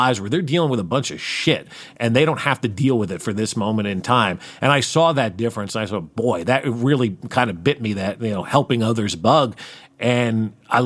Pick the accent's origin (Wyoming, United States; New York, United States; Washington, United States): New York, United States; outside of New York City, United States; now in Kansas City, United States; I grew up outside of New York City.